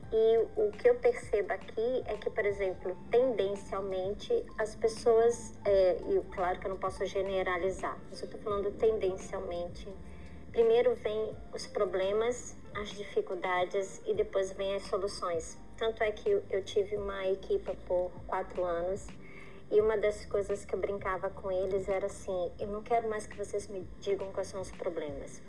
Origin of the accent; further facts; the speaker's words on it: Brazil; moved away as an adult; eu sou brasileira